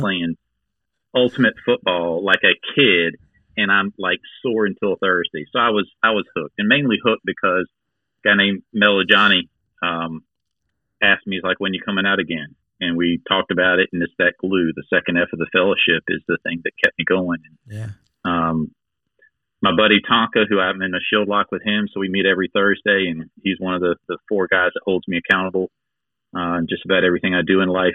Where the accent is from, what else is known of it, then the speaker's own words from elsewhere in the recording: Gates County, North Carolina, United States; now in Greenville, United States; I'm from Gates County, which is literally the most rural county in North Carolina